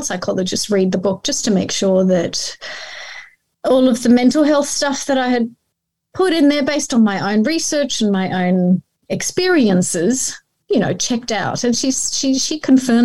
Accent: Australia; English is a second language; also born or lived in Iran / Melbourne, Australia; came here as a refugee at the age of 9

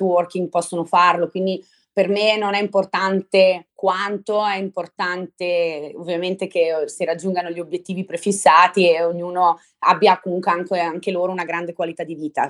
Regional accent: Brescia, Lombardy, Italy; centro storico di Brescia, che è la mia città natale

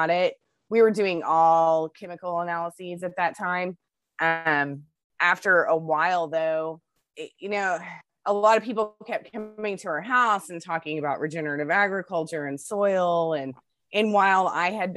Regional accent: Midland, Texas, United States; now in Salado, United States; I grew up in West Texas, in Midland, Texas, out in the desert

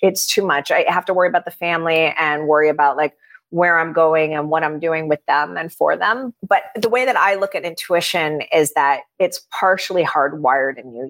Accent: Miami, Florida, United States; I grew up in Miami

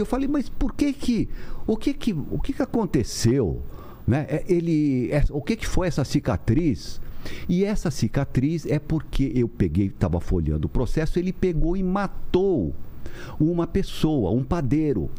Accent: São Paulo, Brazil; also born or lived in Santos; eu sou aqui de São Paulo, ah. com o pé no interior pela minha minha mãe

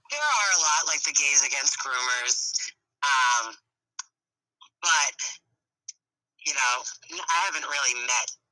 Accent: United States; I'm proud to be an American.

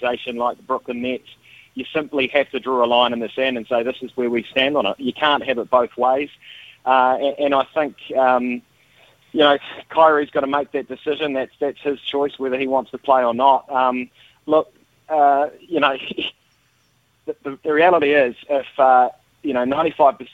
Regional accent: Dunedin, Otago, New Zealand; growing up in Dunedin, we used to go to Carisbrook every weekend

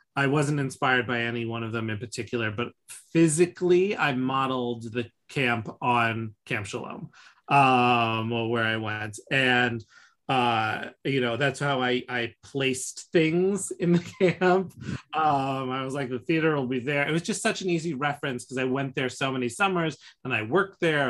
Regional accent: New York City, New York, United States; growing up in New York

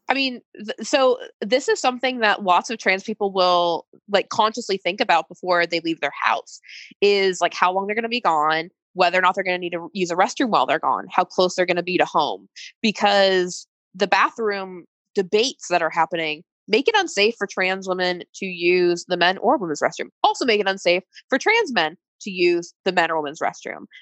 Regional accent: United States; as an American and working in healthcare

